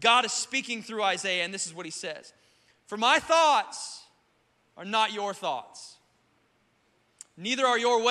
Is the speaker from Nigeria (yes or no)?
no; South Carolina, United States; now in Florida, United States; I grew up, like I said, in South Carolina